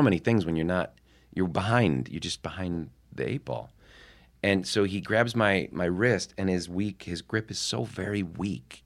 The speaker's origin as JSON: {"language": "English", "region": "Midwest", "country": "United States", "also_born_or_lived": "New York", "moved": "as an adult", "said": "I was from the Midwest"}